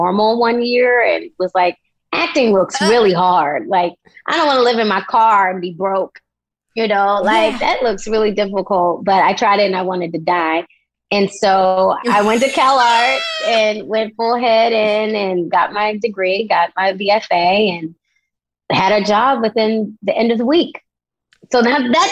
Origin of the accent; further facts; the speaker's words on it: Baltimore, Maryland, United States; moved away as an adult; also born or lived in Los Angeles, California; I was born and raised in Baltimore City